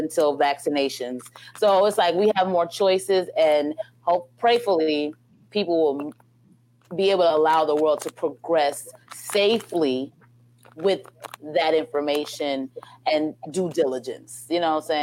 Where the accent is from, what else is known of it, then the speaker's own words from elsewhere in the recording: New York City, New York, United States; now in Houston, United States; I'm from Brooklyn.